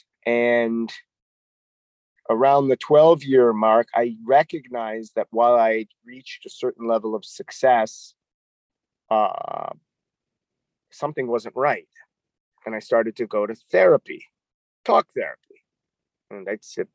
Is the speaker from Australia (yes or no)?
no; Toronto, Ontario, Canada; moved away as an adult; also born or lived in New York; I'm a Canadian. I grew up in Toronto, Canada